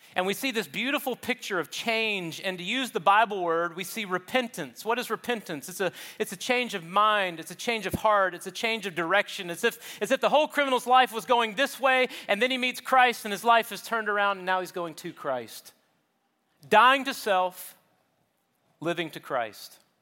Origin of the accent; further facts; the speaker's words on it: Charleston, South Carolina, United States; where I grew up in South Carolina, Charleston